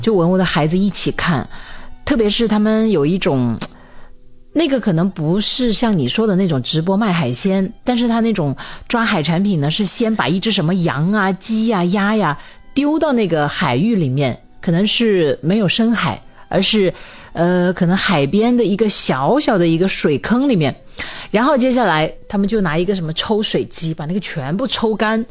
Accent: Hunan, China; 我是湖南人

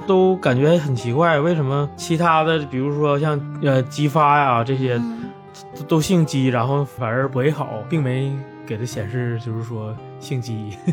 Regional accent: Northeast China, China; moved away as an adult; also born or lived in Beijing; 我是东北人

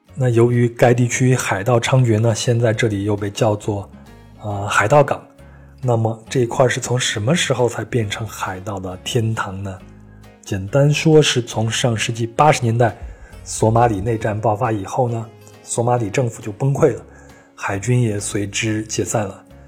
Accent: China; 我们中国人

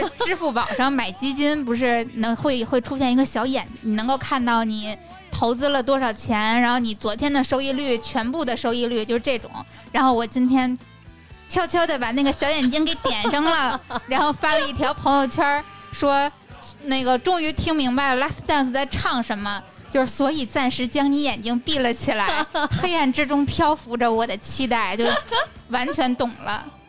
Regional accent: a small border town in Tianjin, China; 我来自于天津的边陲小镇

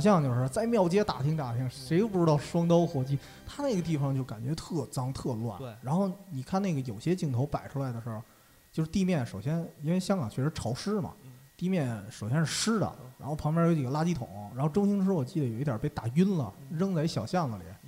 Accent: northern China, China; 我作为北方人

